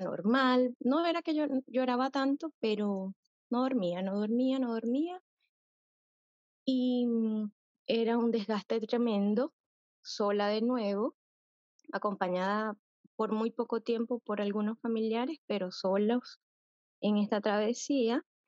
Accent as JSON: {"language": "Spanish", "country": "Venezuela", "moved": "as an adult", "said": "yo soy venezolana y tuvimos que emigrar"}